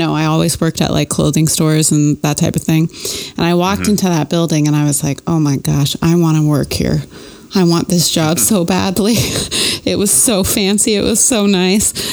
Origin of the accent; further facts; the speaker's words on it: Canada; moved away; when I moved down here, like, I'm from Canada. I didn't know anybody down here